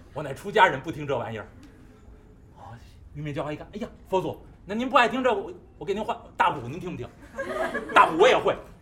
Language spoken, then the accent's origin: Chinese; Beijing, China; 我们北京人常见大烟梨的皮儿是黄的